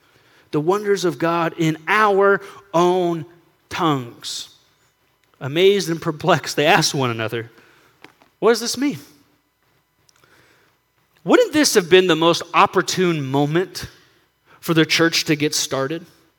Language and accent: English; San Diego, California, United States; I grew up in San Diego, and so being right there on the border of Mexico